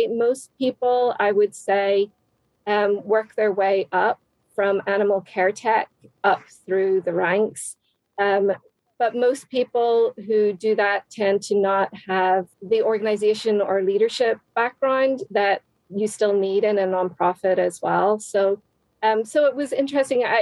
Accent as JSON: {"language": "English", "region": "Northern Ireland", "country": "United Kingdom", "tie": "born or raised there", "moved": "as an adult", "lives_now": "United States", "said": "I'm originally from Northern Ireland"}